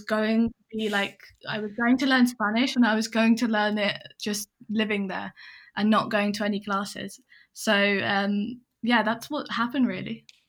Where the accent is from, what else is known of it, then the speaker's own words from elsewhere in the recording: England, United Kingdom; also born or lived in Hong Kong; I'm English and I grew up mainly in England